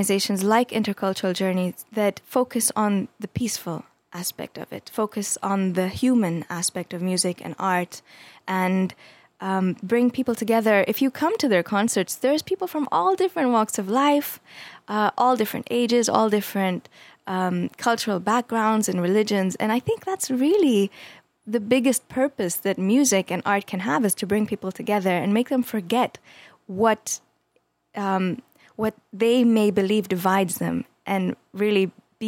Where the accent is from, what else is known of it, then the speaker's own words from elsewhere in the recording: Jordan; now in United States; growing up in Jordan